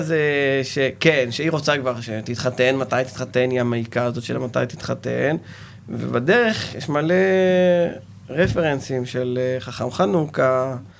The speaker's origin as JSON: {"language": "Hebrew", "town": "Ashkelon", "region": "Southern District", "country": "Israel", "tie": "born or raised there", "said": "אני נולדתי באשקלון, סוג של פריפריה"}